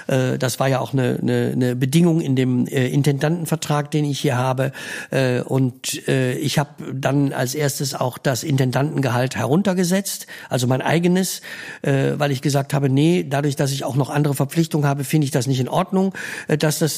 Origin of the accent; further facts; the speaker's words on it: Düsseldorf, North Rhine-Westphalia, Germany; ich mag natürlich als Rheinländer, als Düsseldorfer, ich wohne in Düsseldorf am Rhein.